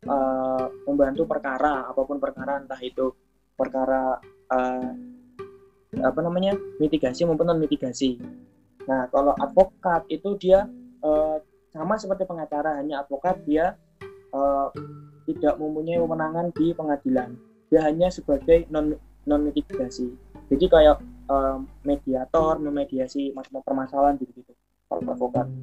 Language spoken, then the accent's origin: Indonesian; Jayapura, Papua, Indonesia; also born or lived in Java; Jayapura Jayapura Papua masih orang orang Jawa lahir besar di Papua kuliah di Jawa lagi dan akan kembali ke Papua insya Allah.